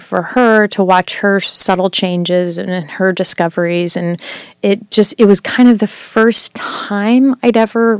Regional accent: Visalia, California, United States; moved away as an adult; also born or lived in Cincinnati, Ohio; now in New York, United States; I grew up in Visalia

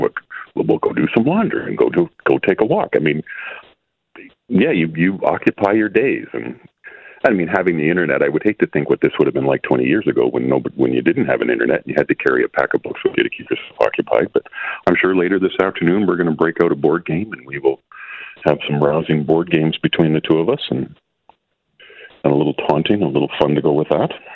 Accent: Calgary, Alberta, Canada; I am actually from Calgary

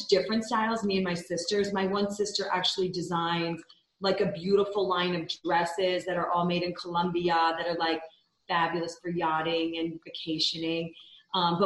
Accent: the Capital District, upstate New York, United States; moved away as an adult; also born or lived in Midtown Manhattan, New York City; now in Salt Lake City, United States; I grew up there. So that's always home at heart

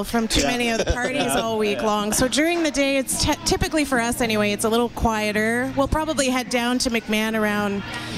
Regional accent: Winnipeg, Manitoba, Canada; moved away; I grew up in Winnipeg, so I did grow up a Bomber fan

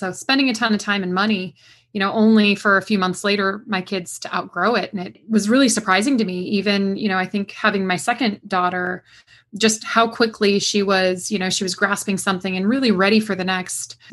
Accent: West Coast, United States; now in Durham, United States; I'm from the West Coast originally

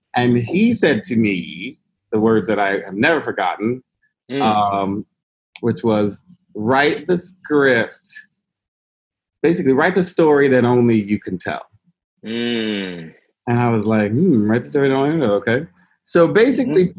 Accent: Mississippi, United States; moved away as an adult; also born or lived in Boston / Los Angeles; I grew up in Mississippi

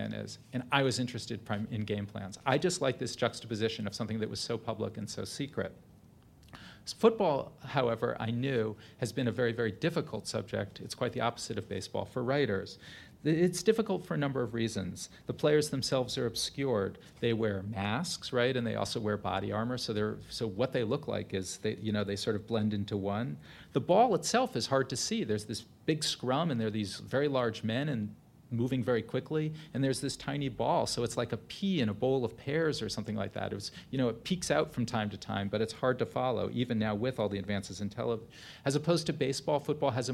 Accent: New Haven, Connecticut, United States; a memoir of my childhood growing up in New Haven, Connecticut

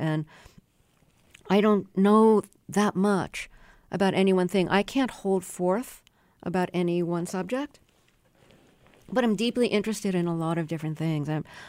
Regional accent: New York City, New York, United States; moved away as an adult; also born or lived in Buffalo; Yeah, and I grew up in Brooklyn, went to school in Buffalo.

